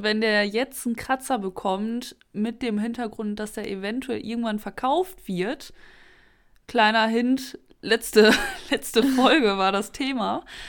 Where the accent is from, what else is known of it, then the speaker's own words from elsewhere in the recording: Münsterland, North Rhine-Westphalia, Germany; wir kommen ja hier aus dem Münsterland